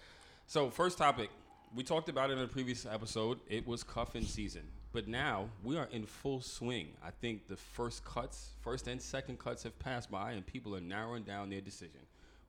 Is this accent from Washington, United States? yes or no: no; New York, United States; I grew up around Pathmark on Lex.